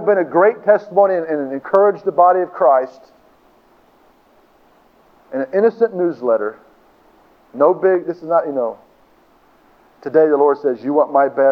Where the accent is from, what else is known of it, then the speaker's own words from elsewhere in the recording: Tulsa, Oklahoma, United States; I was born in Tulsa.